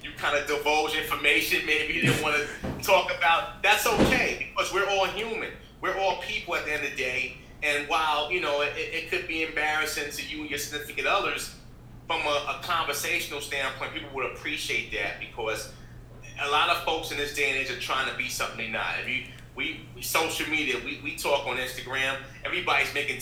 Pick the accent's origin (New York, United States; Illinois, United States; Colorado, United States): New York, United States; New York City; I'm from the Bronx, New York